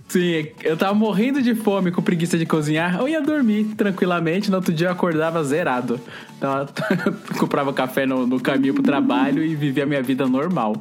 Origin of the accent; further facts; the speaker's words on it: Bahia, Brazil; eu e o Eli, que somos baianos